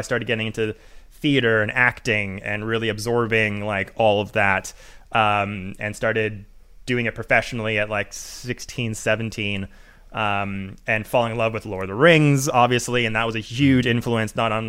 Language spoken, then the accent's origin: English; Vancouver, British Columbia, Canada; I'm from Vancouver, Canada.